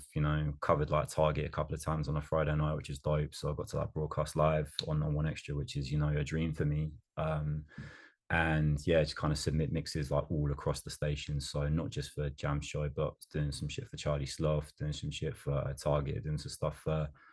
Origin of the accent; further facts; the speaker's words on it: Colchester, East of England, United Kingdom; I'm from Colchester, which is what, just over like an hour from London